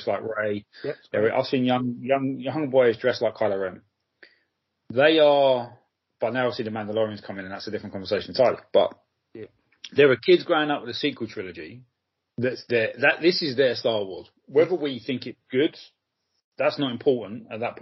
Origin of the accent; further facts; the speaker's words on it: London, United Kingdom; as a Londoner